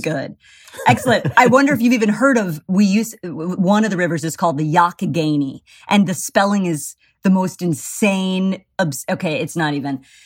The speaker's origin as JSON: {"language": "English", "town": "Pittsburgh", "region": "Pennsylvania", "country": "United States", "tie": "born or raised there", "said": "I'm Pittsburgh, Squirrel Hill"}